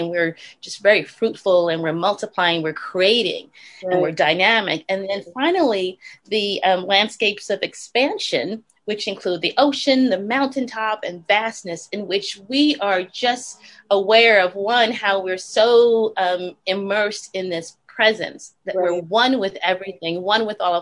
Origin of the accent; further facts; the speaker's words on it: New York City, New York, United States; moved away as an adult; also born or lived in New Haven, Connecticut; now in Los Angeles, United States; I grew up in the Bronx, the South Bronx, exactly, attending a Baptist church, a small Baptist church